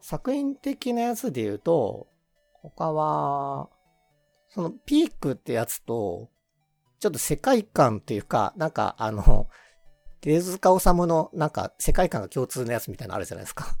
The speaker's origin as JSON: {"language": "Japanese", "region": "Kansai", "country": "Japan", "tie": "born or raised there", "moved": "yes", "lives_now": "Tokyo, Japan", "said": "関西出身なんで、うんうん、あの、学生時代は、あの、夕方とか土日とかお笑い番組ばっかり"}